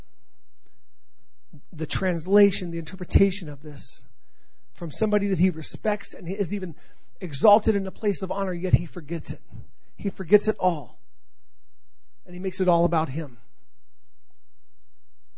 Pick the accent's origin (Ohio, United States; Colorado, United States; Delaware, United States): Colorado, United States; accent: Colorado; my Colorado accent